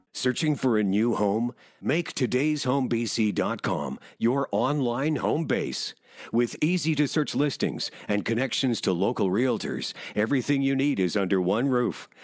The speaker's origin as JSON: {"language": "English", "region": "Nova Scotia", "country": "Canada", "tie": "born or raised there", "said": "growing up in Nova Scotia"}